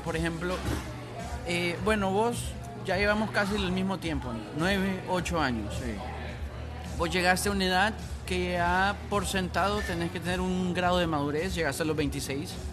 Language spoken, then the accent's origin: Spanish; Honduras; moved away as an adult; la juerga que uno usa en Honduras